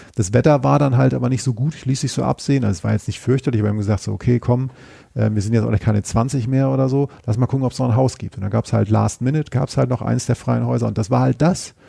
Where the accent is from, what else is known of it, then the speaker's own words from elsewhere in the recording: Northern Germany, Germany; now in Cologne, Germany; ich aus Norddeutschland stamme